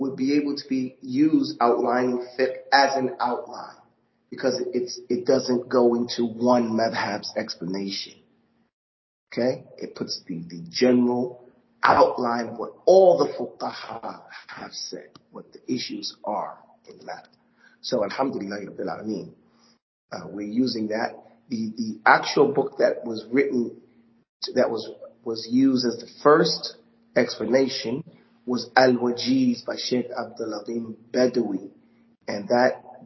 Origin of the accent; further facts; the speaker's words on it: New York, United States; growing up in New York